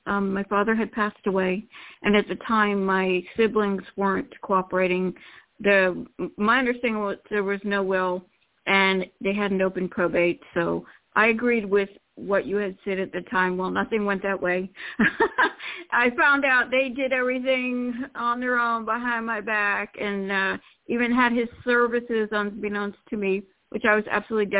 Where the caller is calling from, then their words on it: Florida, United States; Hello, Toni. … from Florida.